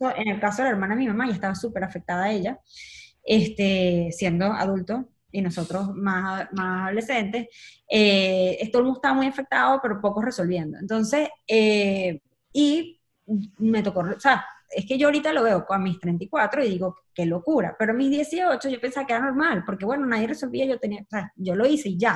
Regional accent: Caracas, Capital District, Venezuela; moved away as an adult; nací en Caracas

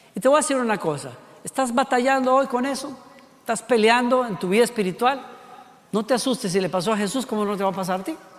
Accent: Costa Rica; La tapa del perol, decimos en Costa Rica

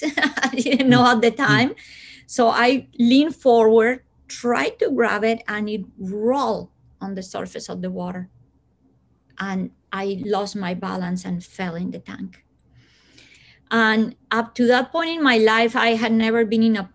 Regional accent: Colombia; born there; English is a second language; people think that because I was born in Colombia, I come from hot weather.

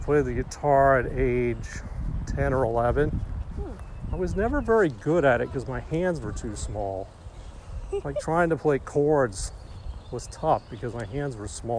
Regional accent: Huntsville, Alabama, United States; Growing up in Alabama, it's kind of an interesting experience.

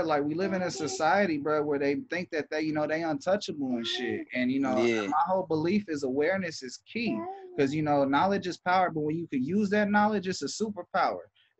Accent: Los Angeles, California, United States; growing up in California, period, like I grew up in L.A.

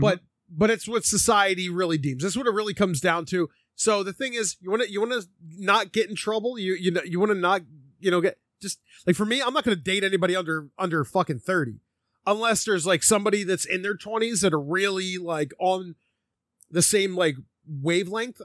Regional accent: Philadelphia, Pennsylvania, United States; growing up in Philly

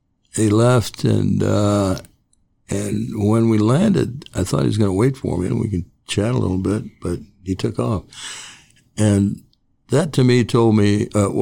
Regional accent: Commerce, California, United States; now in Ojai, United States; I grew up, it's now called Commerce in Los Angeles, East Los Angeles.

